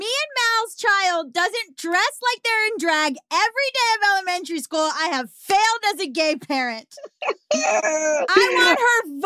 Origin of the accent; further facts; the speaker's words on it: Florida, United States; moved away; I'm from Florida